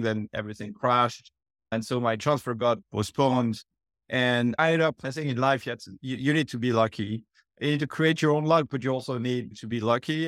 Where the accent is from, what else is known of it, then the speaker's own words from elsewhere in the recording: France; accent: French; moved away; I was born and raised in France, as we can tell from the accent.